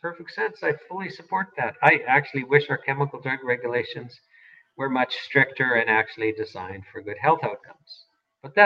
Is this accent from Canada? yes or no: yes; Saskatoon, Saskatchewan, Canada; I grew up in Saskatoon.